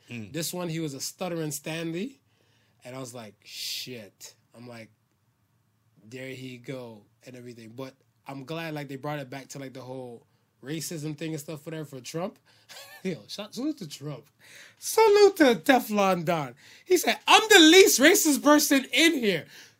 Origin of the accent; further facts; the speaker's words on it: Philippines; All right. I'm Filipino.